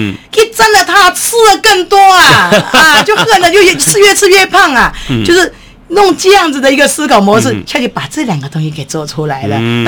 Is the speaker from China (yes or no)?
no; Taiwan; 我们台湾人